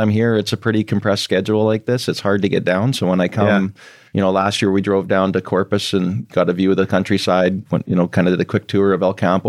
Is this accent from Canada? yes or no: yes; Oliver, British Columbia, Canada; So I grew up in Oliver, BC, which is a little town in southern BC, almost on the US border by OMAC, kind of north of Spokane. And grew up on a farm.